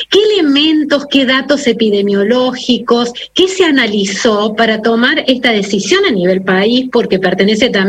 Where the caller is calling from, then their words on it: Comodoro Rivadavia, Chubut, Argentina; Bueno, somos de Comodoro Rivadavia, de la provincia del Chubut, provincia la que visitó en esta semana.